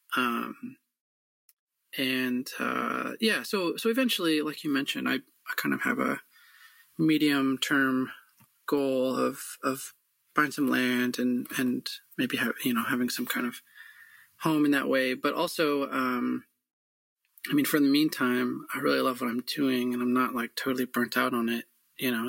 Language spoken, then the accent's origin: English; Michigan, United States; moved away; also born or lived in Alaska; growing up in Michigan